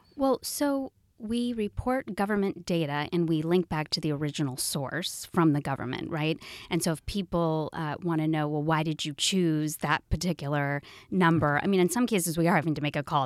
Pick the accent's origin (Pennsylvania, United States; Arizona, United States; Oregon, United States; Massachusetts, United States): Oregon, United States; also born or lived in Washington, D.C.; now in Seattle, United States; I'm from Oregon, back to the Pacific Northwest